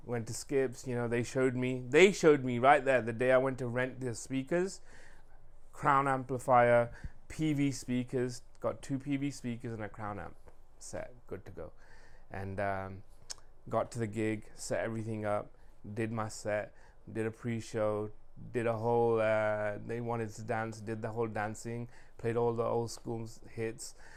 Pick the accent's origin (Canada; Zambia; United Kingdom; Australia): United Kingdom; England; now in Sacramento, United States; growing up in England, I had all the music